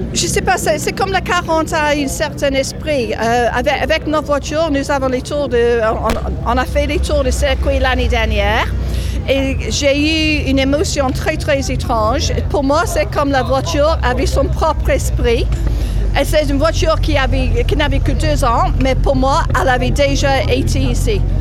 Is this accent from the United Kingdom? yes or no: yes; England, United Kingdom; je suis anglaise